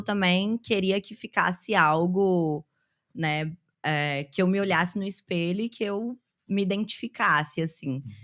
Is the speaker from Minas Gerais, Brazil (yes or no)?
yes; Belo Horizonte, Minas Gerais, Brazil; now in São Paulo, Brazil; Eu sou de Belo Horizonte, mas eu moro em São Paulo